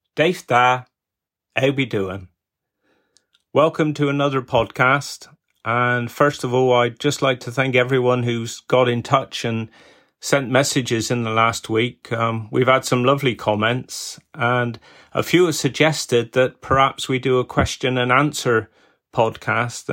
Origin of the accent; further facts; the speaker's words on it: Wadebridge, South West England, United Kingdom; me being born here in Wade Bridge